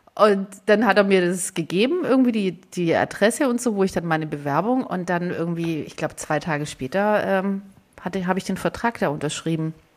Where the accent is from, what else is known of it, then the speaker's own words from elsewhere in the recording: Southern Germany, Germany; ich komme aus Süddeutschland, aus einer kleinen Stadt